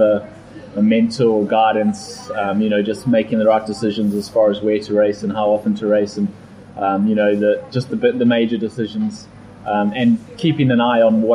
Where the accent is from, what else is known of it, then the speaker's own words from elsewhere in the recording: South Africa; I am from South Africa and from a hot environment, so I handle the heat pretty well